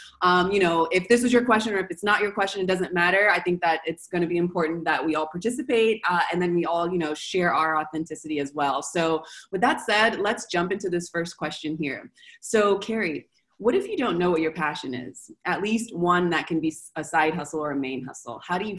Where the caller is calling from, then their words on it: Argentina; I'm calling from Argentina